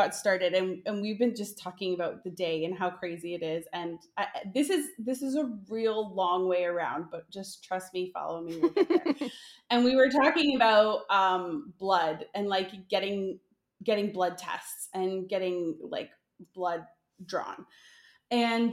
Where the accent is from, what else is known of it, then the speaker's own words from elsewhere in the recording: Hamilton, Ontario, Canada; moved away; I'm from Hamilton, Ontario, originally